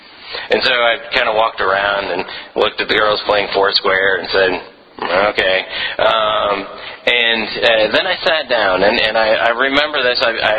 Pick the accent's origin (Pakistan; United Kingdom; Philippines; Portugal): Philippines; a lot of you know that I was raised in the Philippines as a missionary kid, and a lot of my stories and my sermons come from